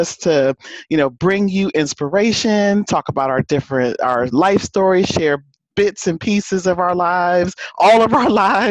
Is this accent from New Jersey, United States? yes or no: yes; New Jersey, United States; Cowboy fan here, even though I'm from Jersey